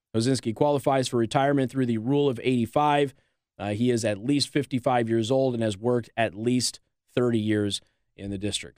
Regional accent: Las Vegas, Nevada, United States; Las Vegas is my hometown

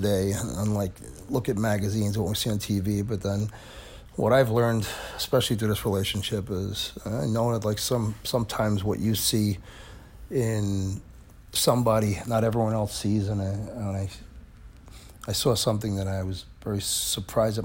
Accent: New York City, New York, United States; moved away as an adult; also born or lived in Manhattan, New York; now in New Jersey, United States; I grew up in Brooklyn, and I lived in the city, and I'm in Jersey

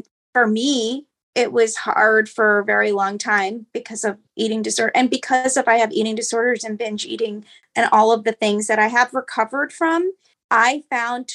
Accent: Nepal; moved away; I'm from Nepal

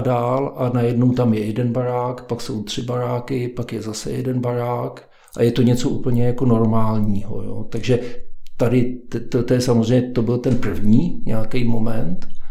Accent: Havlíčkův Brod, Vysočina Region, Czechia; moved away as an adult; also born or lived in Prague; now in Klánovice, Prague, Czechia; já jsem původem z Havlíčkova Brodu

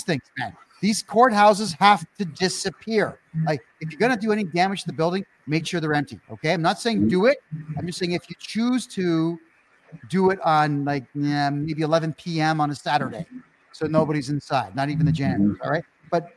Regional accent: Mississauga, Ontario, Canada; moved away as an adult; now in Costa Rica; I'm running for mayor of my hometown, Mississauga

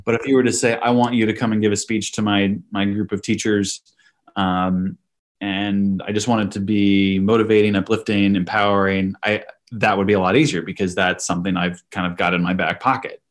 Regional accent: Iowa, United States; I grew up in Iowa

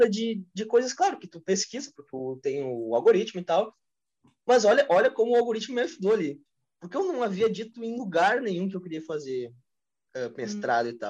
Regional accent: Brazil; o brasileiro, não sei se no mundo todo, mas é, eu sou brasileiro, eu tenho realidade aqui do Rio Grande do Sul.

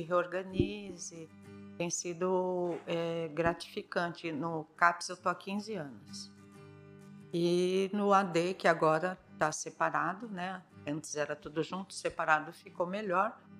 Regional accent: São Paulo, Brazil; moved away as an adult; now in São Sebastião, Brazil; na infância eu sou de São Paulo, né? São Paulo capital, Vila Prudente

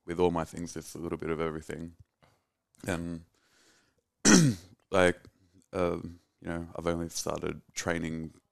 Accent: Melbourne, Victoria, Australia; also born or lived in Netherlands; I was born in Melbourne in Thomastown

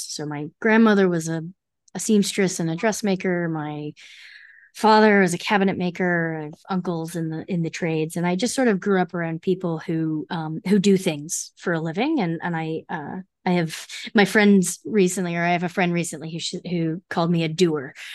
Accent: New Jersey, United States; I grew up in New Jersey, so I commuted into the city one day a week

